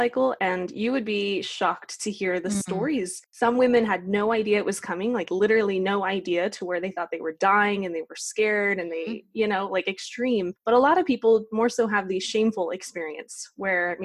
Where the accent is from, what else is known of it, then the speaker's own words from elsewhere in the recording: Utah, United States; I grew up in middle of nowhere, Utah, on a ranch